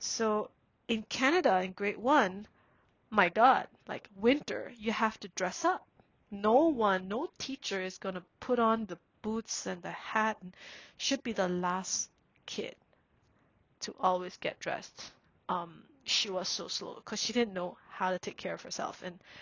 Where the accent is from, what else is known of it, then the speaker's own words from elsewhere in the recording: Singapore; growing up in Singapore, we have helpers, who stay in the house and does everything for us.